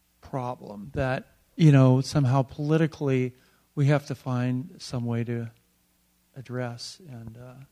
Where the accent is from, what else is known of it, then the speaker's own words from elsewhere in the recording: Oakland, California, United States; I remember in growing up in Oakland, the pollution was so bad that my lungs would hurt to breathe.